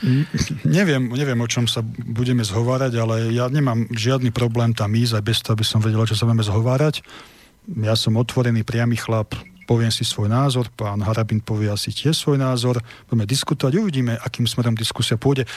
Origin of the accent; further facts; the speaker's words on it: Slovakia; ja som v prvom rade Slovák, potom Slovan